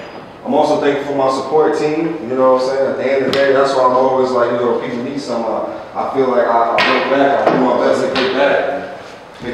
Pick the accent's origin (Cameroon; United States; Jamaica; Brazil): Jamaica; I'm Jamaican, and my parents are from the Virgin Islands.